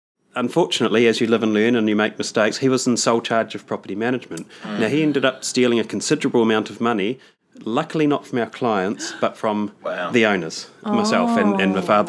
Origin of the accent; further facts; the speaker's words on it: Palmerston North, Manawatū-Whanganui, New Zealand; I'm from Palmerston North in New Zealand.